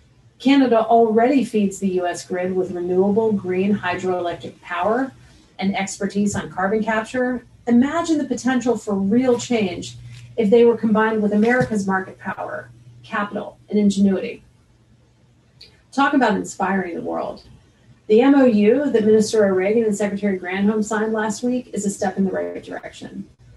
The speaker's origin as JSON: {"language": "English", "country": "United States", "said": "since I'm an American."}